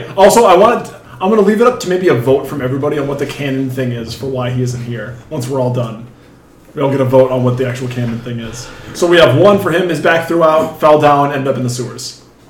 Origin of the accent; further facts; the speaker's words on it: Bernard, Iowa, United States; also born or lived in Dubuque, Iowa; I'm from Bernard, Iowa.